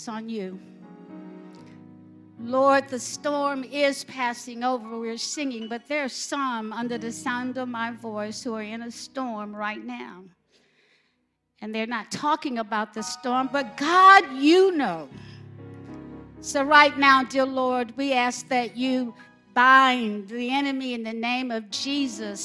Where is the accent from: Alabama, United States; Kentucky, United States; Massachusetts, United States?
Alabama, United States; I'm from Alabama